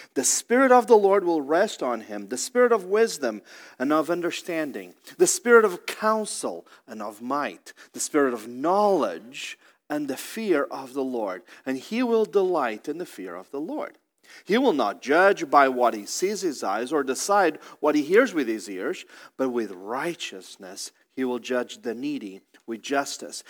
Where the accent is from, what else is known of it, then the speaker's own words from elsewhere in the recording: Portugal; now in Columbus, United States; I'm originally from Portugal